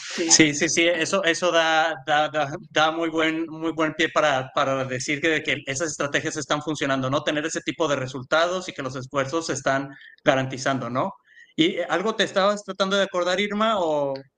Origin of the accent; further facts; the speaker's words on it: Mexico; yo soy de México también